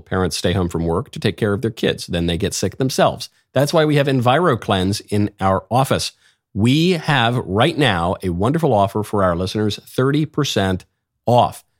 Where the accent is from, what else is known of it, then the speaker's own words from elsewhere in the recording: New York, United States; I'm a New Yorker myself